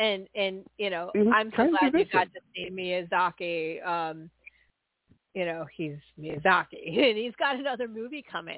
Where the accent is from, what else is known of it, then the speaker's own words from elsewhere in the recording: San Francisco, California, United States; I'm from San Francisco